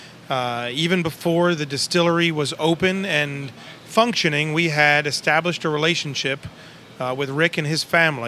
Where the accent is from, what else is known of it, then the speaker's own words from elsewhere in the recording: Baltimore, Maryland, United States; I grew up in Baltimore, Maryland.